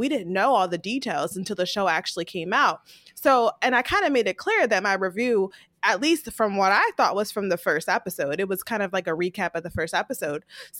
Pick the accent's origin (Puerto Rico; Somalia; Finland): Puerto Rico; I grew up in Puerto Rico as a kid.